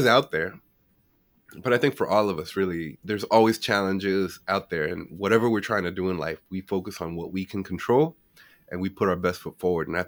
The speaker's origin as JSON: {"language": "English", "town": "Washington", "region": "East Coast", "country": "United States", "tie": "born or raised there", "said": "growing up on the East Coast, most of the immigrants that are Hispanic came a little bit later. We came here, at least in the DC area."}